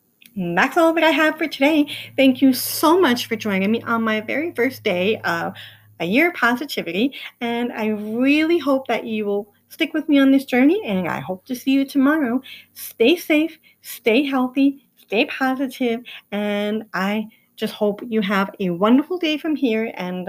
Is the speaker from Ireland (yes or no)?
yes; Ireland; I'm Irish and I'm stubborn, so patience is not my best quality.